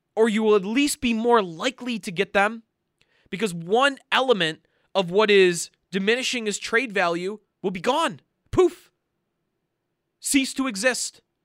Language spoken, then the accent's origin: English; United States; as an American hockey fan